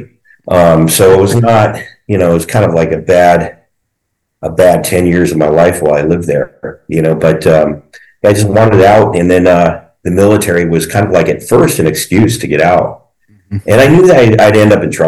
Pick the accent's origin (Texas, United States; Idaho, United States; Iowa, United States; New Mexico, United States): New Mexico, United States; Albuquerque; also born or lived in Connecticut; We moved out to New Mexico, and I was like literally the only albino kid out in New Mexico